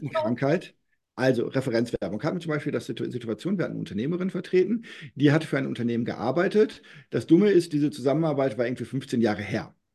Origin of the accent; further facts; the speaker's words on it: North Rhine-Westphalia, Germany; now in Berlin, Germany; ich bin gebürtiger Westfale